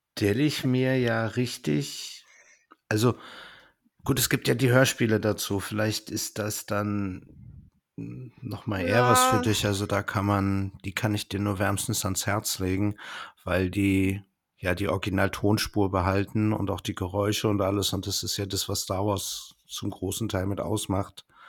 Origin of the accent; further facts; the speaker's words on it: Berlin, Germany; für mich als Berliner